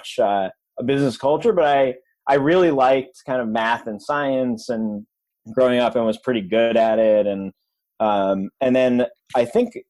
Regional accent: a suburb outside of Albany, New York, United States; I grew up in upstate New York in a suburb outside of Albany, New York

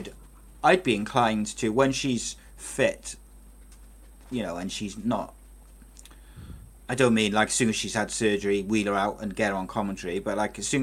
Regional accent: Wales, United Kingdom; I'm a Welshman

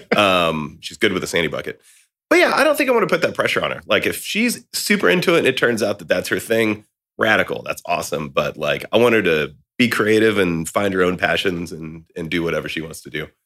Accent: about two hours from Austin, Texas, United States; moved away as an adult; now in Austin, United States; I'd already moved to Austin, you know, at that point, and it was about two hours from here where I grew up

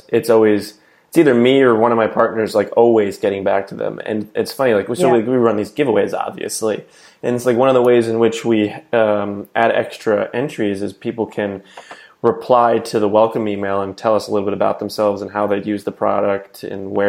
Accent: New Jersey, United States; moved away; I'm originally from New Jersey

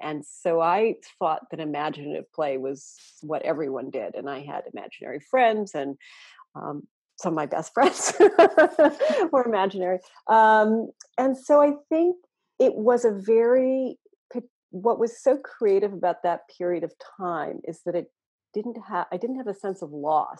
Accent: Telegraph Creek, British Columbia, Canada; moved away; also born or lived in Vermont, United States; I was born in Vermont. Okay. And I moved when I was a year old to Telegraph Creek, which even by our collective standards is pretty far north and pretty remote.

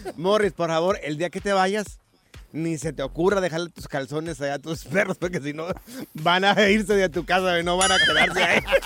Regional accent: Mexico; nosotros que los tres somos mexicanos aquí

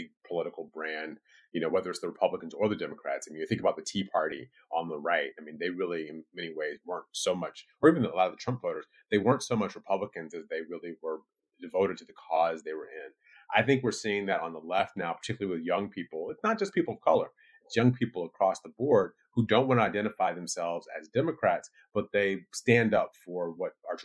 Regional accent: Michigan, United States; my home state of Michigan

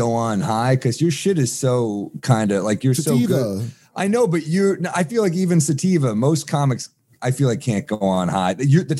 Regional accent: New York City, New York, United States; as a New Yorker

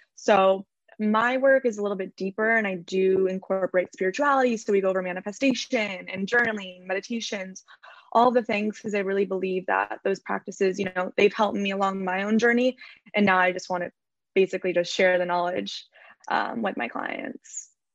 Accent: Orange County, California, United States; also born or lived in Los Angeles; I grew up in Orange County in California. Um, I'm currently living

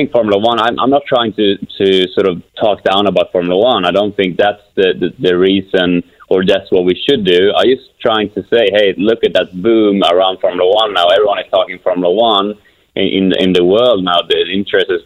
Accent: Kumla, Örebro County, Sweden; moved away; my hometown of Kumla, Sweden.

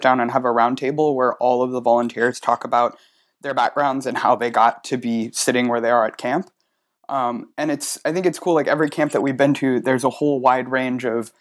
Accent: Georgia, United States; growing up in Georgia

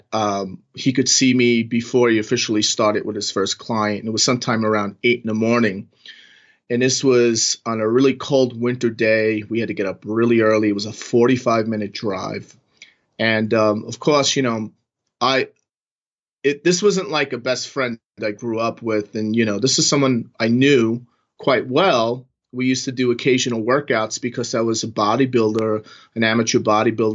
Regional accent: New York, United States; moved away as an adult; also born or lived in Manhattan / Silicon Valley; now in Las Vegas, United States; I'm from New York. I was born and raised in New York, and I lived in Manhattan for a good 15 years

